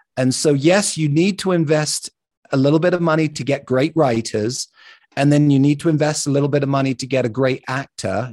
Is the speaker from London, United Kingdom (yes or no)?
yes; London, United Kingdom; now in Salt Lake City, United States; I grew up in London